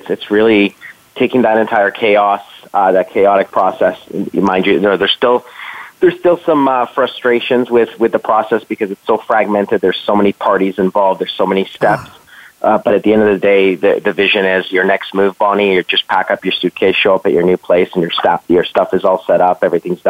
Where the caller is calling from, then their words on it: Toronto, Ontario, Canada; Calling from Toronto, which is home for me.